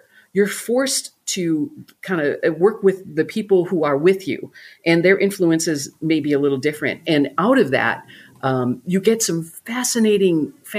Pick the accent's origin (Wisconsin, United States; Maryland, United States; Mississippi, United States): Wisconsin, United States; Milwaukee; Yeah, Milwaukee.